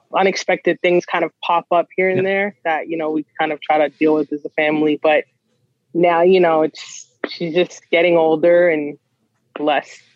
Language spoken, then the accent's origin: English; Toronto, Ontario, Canada; As a kid from Scarborough